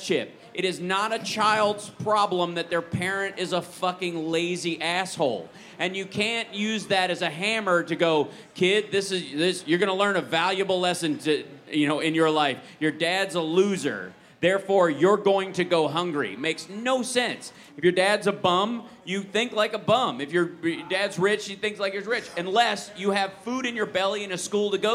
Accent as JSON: {"language": "English", "region": "Kentucky", "country": "United States", "tie": "born or raised there", "said": "I grew up in Kentucky"}